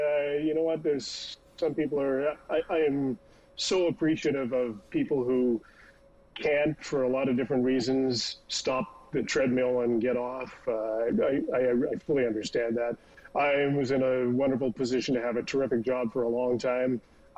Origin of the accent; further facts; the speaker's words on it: Fort St. John, British Columbia, Canada; also born or lived in Dawson Creek; I grew up in Fort St. John ostensibly and went to Central Elementary School, Bert Bowes Junior Secondary, graduated from North Peace. So yeah, I was Fort St. John through and through.